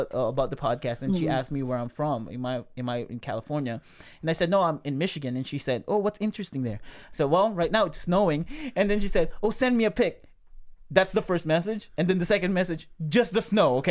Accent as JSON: {"language": "English", "country": "Philippines", "tie": "born or raised there", "moved": "as an adult", "said": "I was born in the Philippines. I moved here 21 years old"}